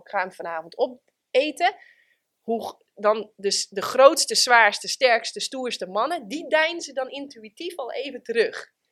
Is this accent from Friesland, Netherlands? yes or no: yes; Friesland, Netherlands; Ik ben geboren in Friesland